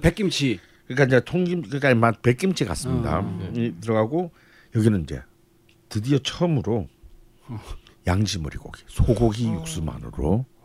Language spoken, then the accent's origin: Korean; Busan, South Korea; now in Seoul, South Korea; 부산에는 그런 문화가 없었어요